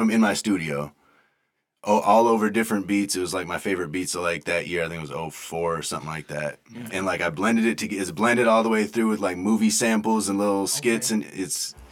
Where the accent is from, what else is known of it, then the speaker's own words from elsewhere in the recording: Madison, Wisconsin, United States; I grew up in Madison, Wisconsin.